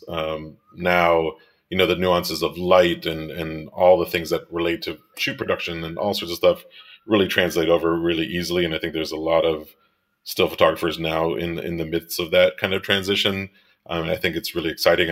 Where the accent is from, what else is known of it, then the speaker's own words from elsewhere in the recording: Miami, Florida, United States; moved away as an adult; also born or lived in Rochester; I grew up in Miami and I'm Cuban